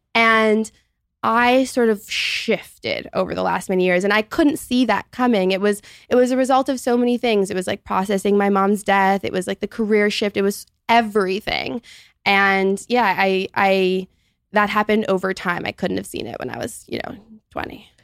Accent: Toronto, Ontario, Canada; also born or lived in Montreal, Canada; I'm thirty-one, and I'm from Toronto, Canada.

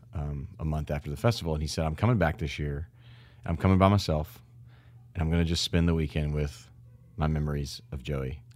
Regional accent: Memphis, Tennessee, United States; to see Memphis and to see my hometown.

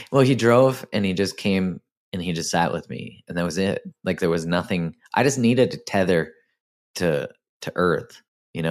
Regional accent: Canada; I'm Canadian

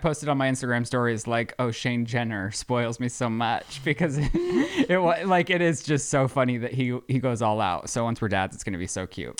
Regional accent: Colorado, United States; I'm from Colorado.

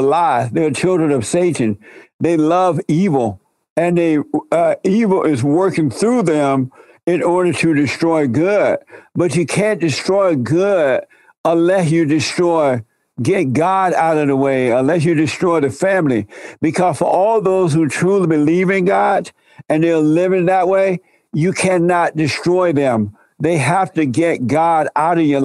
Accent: Alabama, United States; I grew up in Alabama under the Jim Crow laws

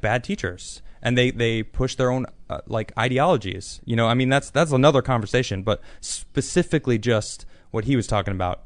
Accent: United States; moved away; also born or lived in Europe; I'm American

